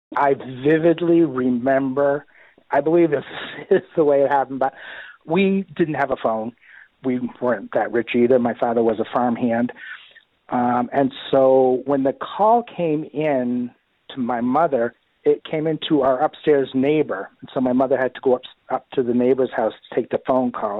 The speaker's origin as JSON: {"language": "English", "town": "Bangor", "region": "Maine", "country": "United States", "tie": "born or raised there", "said": "I was born right here in Bangor, lived in Bangor all my life"}